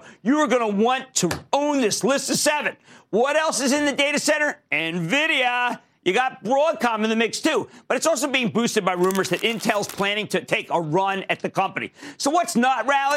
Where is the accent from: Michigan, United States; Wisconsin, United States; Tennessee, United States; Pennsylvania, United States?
Pennsylvania, United States; my home state of Pennsylvania